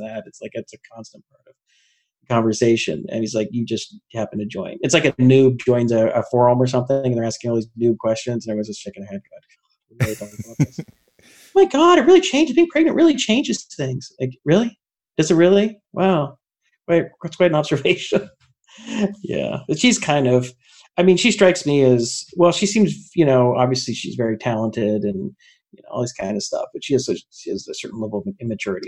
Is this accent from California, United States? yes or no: no; Lilburn, Georgia, United States; where I grew up in Lilburn, Georgia, in Gwinnett County up to I was about 13